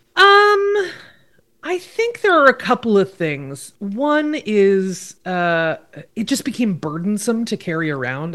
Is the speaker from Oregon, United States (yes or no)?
yes; Oregon, United States; in my home state of Oregon